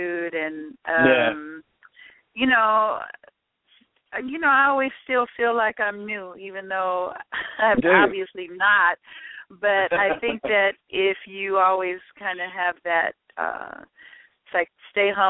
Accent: Chicago, Illinois, United States; I'm a girl from Chicago

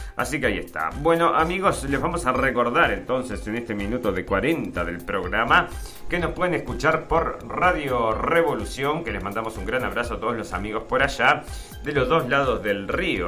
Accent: Argentina

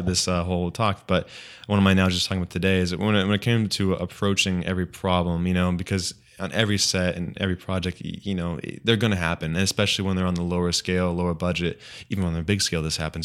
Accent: Redlands, California, United States; my hometown Redlands

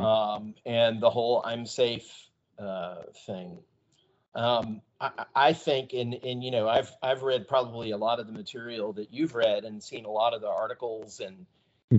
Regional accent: Texas, United States; moved away as an adult; also born or lived in Georgia (near Warner Robins Air Force Base); we moved to the great state of Texas and we spent a whole bunch of time in Texas. Gosh, what is it, 1980? 1986 uh, uh, until my wife and I moved away from Texas in 2011

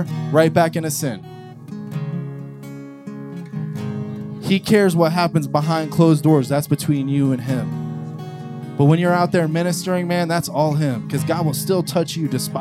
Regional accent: New Port Richey, Florida, United States; from Newport Richie

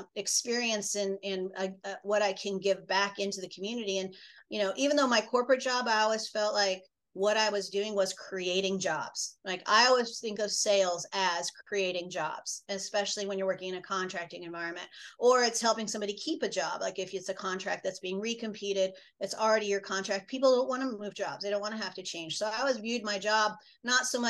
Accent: Midwest, United States; as a Midwesterner

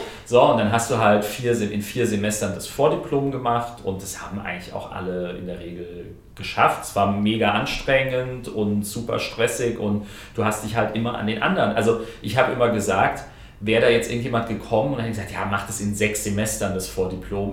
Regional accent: Groß-Umstadt, Hesse, Germany; moved away as an adult; also born or lived in London / Ingolstadt; ich bin in, in, in Kleinumstadt, äh, das ist mein Heimatort

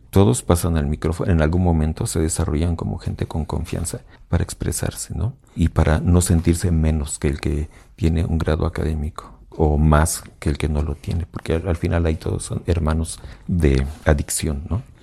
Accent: Mexico; Y como mexicanos en general, la mayoría de la población donde yo crecí

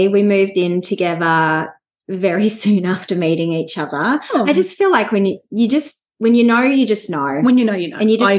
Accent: Melbourne, Victoria, Australia; also born or lived in Sydney; I'm from Melbourne

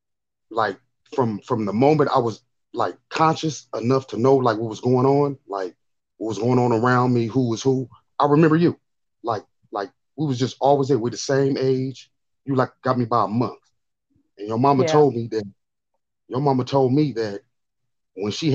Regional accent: Los Angeles, California, United States; I grew up on 54th and Van Ness. I was born in a hospital that's not even there, over there no more. It was called Adams Hospital, and so typical black kid growing up in South Central

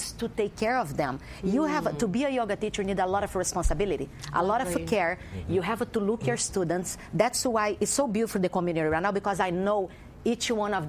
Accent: Brazil; moved away; I'm from Brazil.

